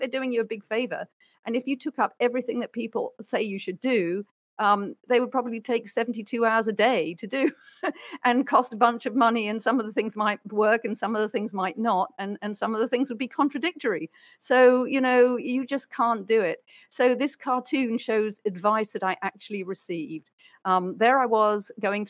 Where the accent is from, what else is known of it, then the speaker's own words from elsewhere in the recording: United Kingdom; I'm a Brit